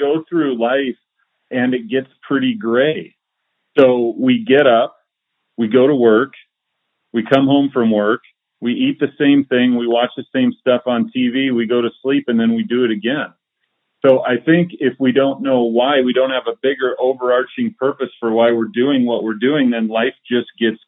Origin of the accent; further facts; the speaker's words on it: Iowa, United States; I grew up in Iowa, and in Iowa in the early 80s, recess kickball was life